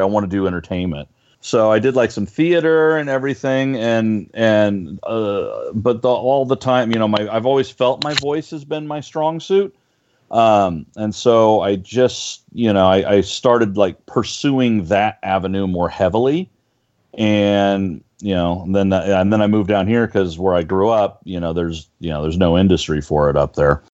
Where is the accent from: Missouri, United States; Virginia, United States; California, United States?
California, United States; Northern; moved away as an adult; now in Los Angeles, United States; I grew up in Northern California, and I moved down to L.A. back in '97.